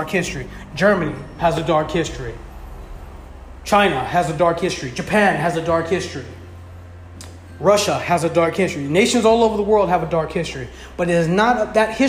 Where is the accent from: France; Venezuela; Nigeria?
Venezuela; now in United States; I'm an immigrant myself. I come from Venezuela